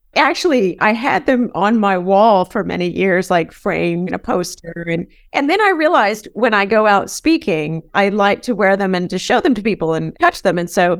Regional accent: San Diego, California, United States; moved away as an adult; also born or lived in Vermont; So I grew up in San Diego

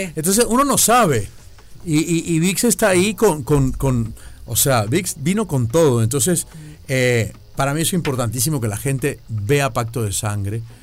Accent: Venezuela; a mí nunca me ha tocado trabajar como venezolano

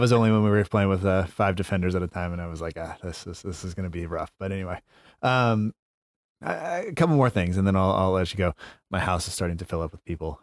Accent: United States; I'm American

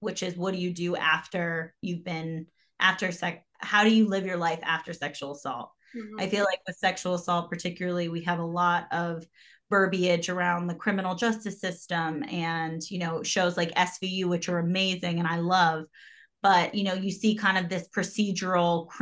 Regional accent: New York City, New York, United States; I'm from New York. So when I moved back to the city

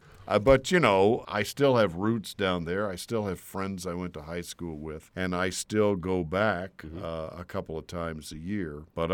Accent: Texas, United States; now in Washington, United States; I grew up in Texas. I'm a native Texan. Not just a native. I'm like a fourth-generation Texan.

